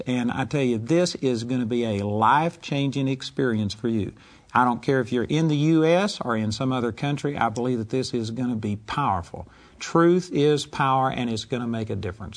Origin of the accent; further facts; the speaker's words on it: United States; I'm an American and I'm proud of it